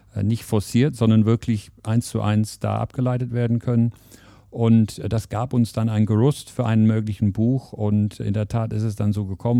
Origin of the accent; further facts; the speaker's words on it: England, United Kingdom; German is a second language; moved away as an adult; now in Germany; Also ich verrate, dass ich nicht aus Deutschland komme, das wird man aber direkt hören. Also ich bin gebürtiger Engländer